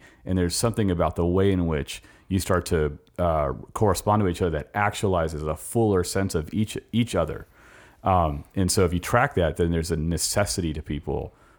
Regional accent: California, United States; moved away; I came here in 2007 from California.

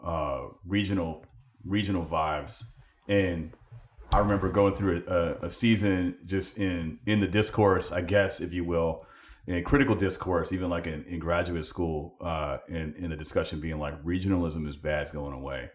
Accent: California, United States; moved away as an adult; we're from Cali

